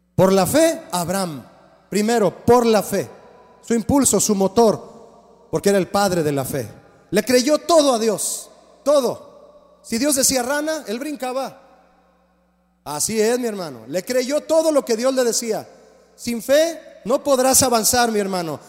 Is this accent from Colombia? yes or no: no; Mexico; Todos, todos nacimos en México